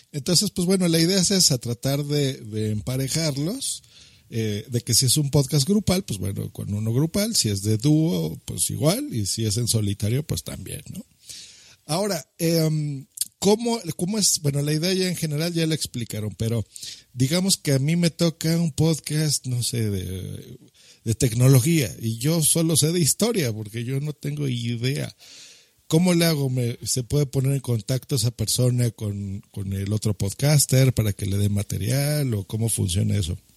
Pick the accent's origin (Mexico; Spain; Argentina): Spain; no sé, no, soy español, se vale, ¿no?